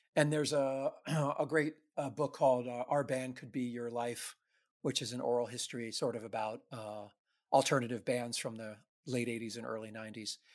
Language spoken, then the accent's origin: English; New York City, New York, United States; I grew up in the New York City ska scene